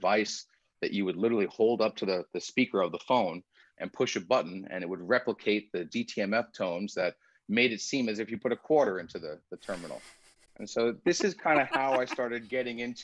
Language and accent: English; United States; first language Persian; English is a second language; I am first generation American.